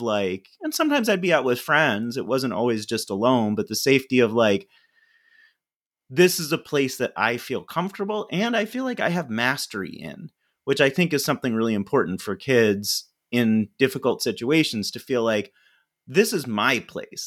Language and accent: English; Ithaca, New York, United States; I grew up in Ithaca, New York